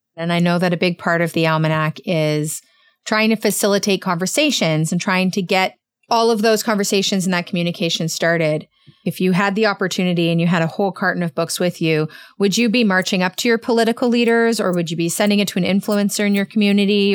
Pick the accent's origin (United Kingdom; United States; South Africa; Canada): Canada; I'm Canadian